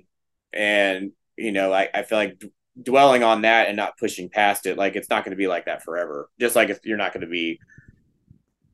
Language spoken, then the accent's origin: English; Texas, United States; we're a band from Texas and we're from the South